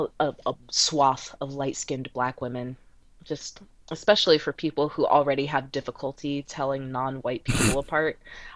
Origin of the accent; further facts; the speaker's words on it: Reamstown, Pennsylvania, United States; I grew up like way outside of the city of Lancaster. I grew up in Reamstown